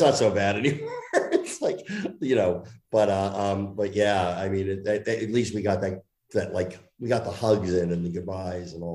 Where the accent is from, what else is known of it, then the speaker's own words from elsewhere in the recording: New Jersey, United States; moved away; I grew up in Jersey